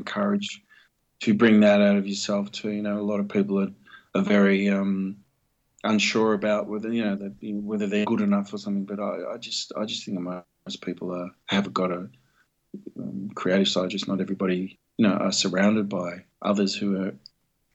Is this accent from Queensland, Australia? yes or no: no; Melbourne, Victoria, Australia; also born or lived in North Richmond, New South Wales / Sydney; Till I was born in Melbourne